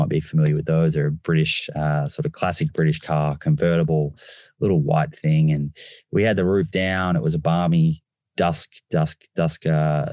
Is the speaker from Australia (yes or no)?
yes; Melbourne, Victoria, Australia; I grew up in Melbourne